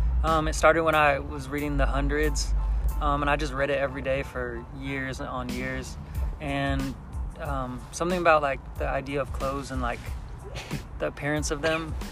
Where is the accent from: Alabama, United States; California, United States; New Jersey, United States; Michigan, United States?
California, United States; San Diego; I'm from San Diego, specifically, I'm from Rancho Bernardo.